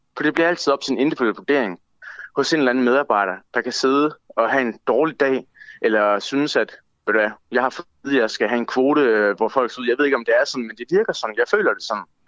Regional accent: Denmark; jeg er EU-borger, fordi jeg er født og opvokset i Danmark, dansk statsborger

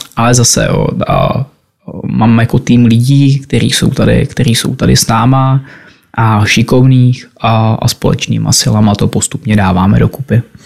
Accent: Trutnov, Hradec Králové Region, Czechia; moved away; also born or lived in Prague; Původem jsem z Trutnova a kde mám dům

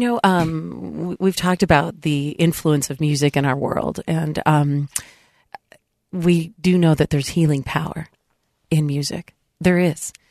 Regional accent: San Diego, California, United States; moved away; where I grew up in San Diego

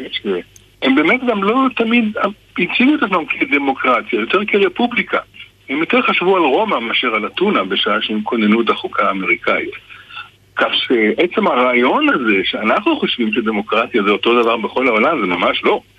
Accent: Israel; כי אה, כישראלי אני ער מאוד לתפקיד של העבר

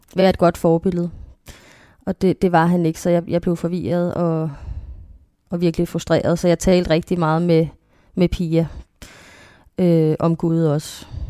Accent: North Zealand, Capital Region of Denmark, Denmark; jeg gik på en kristen skole. Øhm, også i Nordsjælland

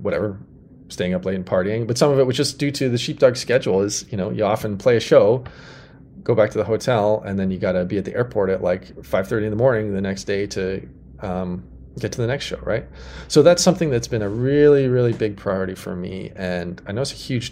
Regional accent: Saskatoon, Saskatchewan, Canada; Nutana is the neighborhood I grew up in Saskatoon

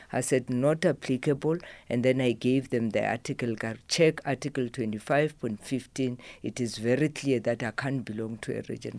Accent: Mopani, Limpopo, South Africa; now in Johannesburg, South Africa; I live in Johannesburg. My home is in Mopani.

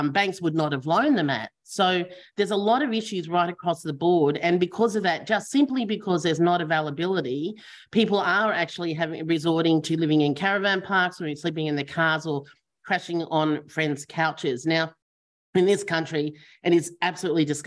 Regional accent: Victoria, Australia; I'm from Victoria

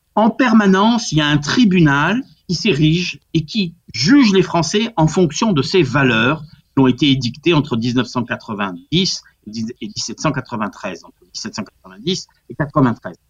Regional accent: Corsica, France; moi qui suis corse

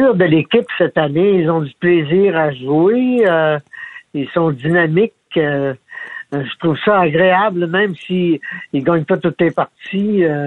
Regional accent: Alma, Quebec, Canada; qui vient du Lac-Saint-Jean tout comme moi, moi, je viens d'Alba

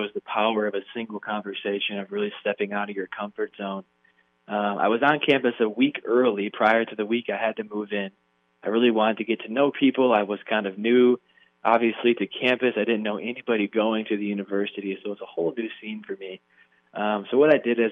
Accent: Kalamazoo, Michigan, United States; I grew up in Kalamazoo, Michigan. It's on the west side of the state

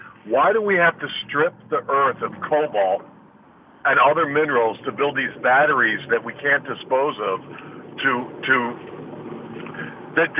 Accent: Chicago, Illinois, United States; now in Florida, United States; I grew up in Chicago

